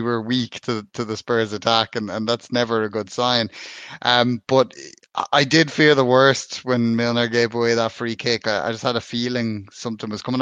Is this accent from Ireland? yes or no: yes; Ireland; being an Irishman